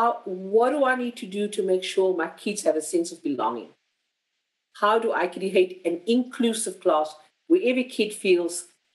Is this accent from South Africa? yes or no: yes; South Africa; and I come to you as a South African